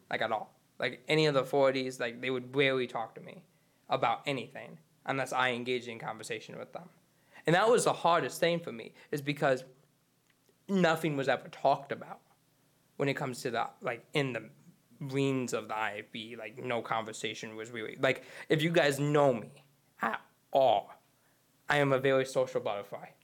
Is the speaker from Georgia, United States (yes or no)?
no; Charlevoix, Michigan, United States; I'm originally from Charlotte, Boy, Michigan